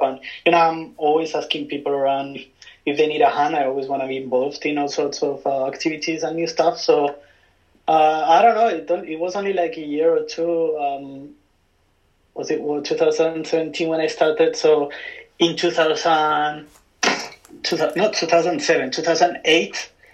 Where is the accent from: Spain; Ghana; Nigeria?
Spain; moved away as an adult; also born or lived in London; now in Tokyo, Japan; I'm from Spain. I'm uh, from a small hometown, well, not so small, but like mid-sized city in between Madrid and Barcelona. And uh, you know, I spent there like 25 years